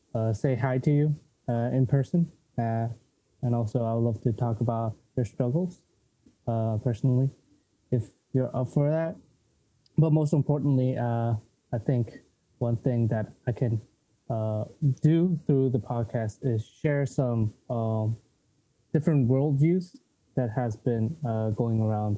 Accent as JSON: {"language": "English", "country": "South Korea", "moved": "yes", "lives_now": "Prague, Czech Republic", "said": "I'm from Korea."}